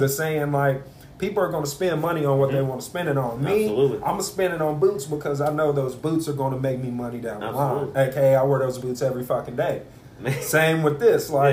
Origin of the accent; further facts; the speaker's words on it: Texas, United States; Growing up in Texas, bro, I grew up in what I call the ghetto